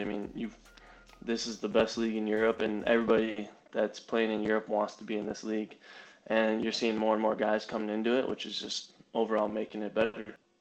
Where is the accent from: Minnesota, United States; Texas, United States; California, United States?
Minnesota, United States; I grew up in Minnesota